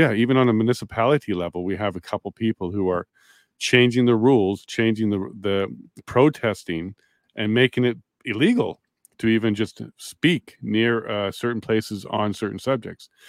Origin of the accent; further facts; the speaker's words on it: Canada; We would do some big, big things as Canadians.